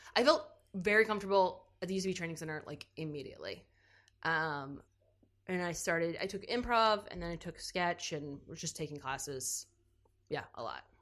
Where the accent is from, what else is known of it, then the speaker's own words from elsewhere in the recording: New Albany, Indiana, United States; I am originally from New Albany, Indiana